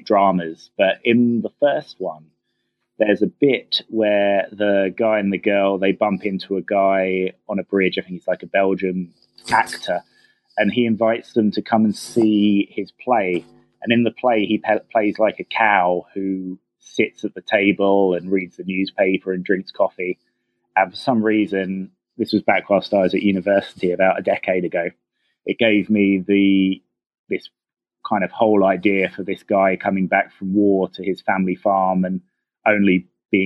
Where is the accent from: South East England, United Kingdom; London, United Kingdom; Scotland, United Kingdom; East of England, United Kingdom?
South East England, United Kingdom; Rustington; I grew up in a really small village called Rustington that's on the south coast of England right next to the seaside.